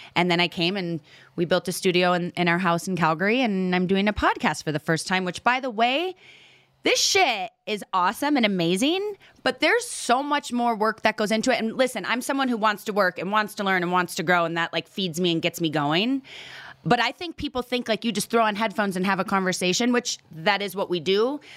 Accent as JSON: {"language": "English", "town": "Menomonee Falls", "region": "Wisconsin", "country": "United States", "tie": "born or raised there", "said": "a little town called Menominee Falls outside of Milwaukee, Wisconsin."}